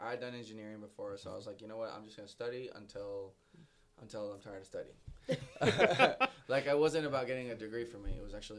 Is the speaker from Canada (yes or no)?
no; Puerto Rico; moved away as an adult; also born or lived in Venezuela / Colombia; now in Miami, United States; as a Colombian kid that grew up in Puerto Rico, consider myself Puerto Rican now